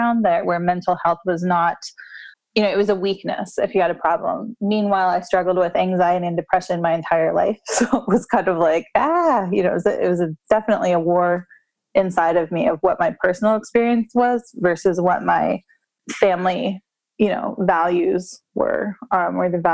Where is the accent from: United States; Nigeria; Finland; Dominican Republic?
United States; American culture, we're kind of raised in this